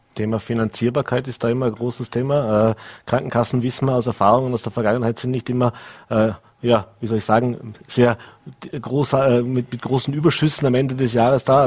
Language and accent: German; Vorarlberg, Austria; als Vorarlberger